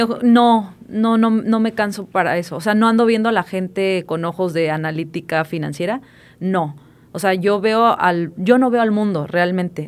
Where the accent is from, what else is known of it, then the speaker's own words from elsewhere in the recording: Puebla, Mexico; moved away; yo soy de Puebla, de un, de un pueblito de 30 mil mm. personas